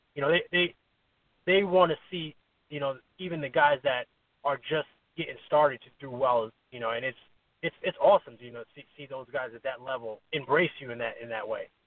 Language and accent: English; New York, United States; now in Connecticut, United States; I'm from New York, but you know, I live in Connecticut now.